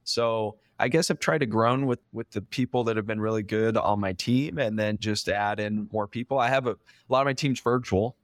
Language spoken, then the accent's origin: English; California, United States; I'm from California originally